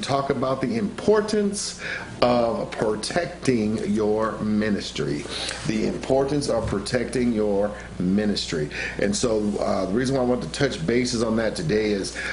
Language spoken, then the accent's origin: English; Santa Ana, California, United States; Born and raised in Santa Ana